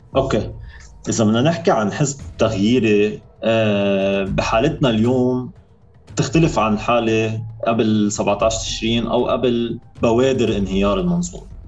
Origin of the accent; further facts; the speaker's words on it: Sidon, South Governorate, Lebanon; انا من صيدا